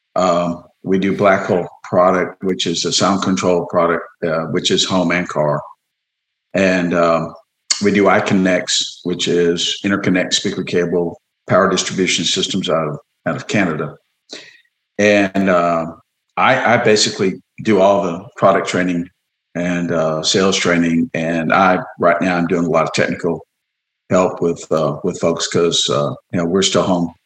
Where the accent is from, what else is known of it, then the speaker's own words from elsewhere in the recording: Orange, Texas, United States; I grew up in Orange, which is like 15 miles away